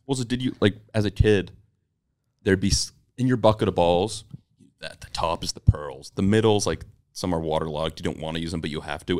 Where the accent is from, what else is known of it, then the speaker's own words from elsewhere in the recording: Massachusetts, United States; I'm from Massachusetts.